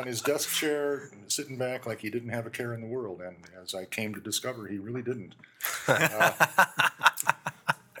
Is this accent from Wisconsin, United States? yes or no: yes; Williams Bay, Wisconsin, United States; moved away as an adult; I grew up in Williams Bay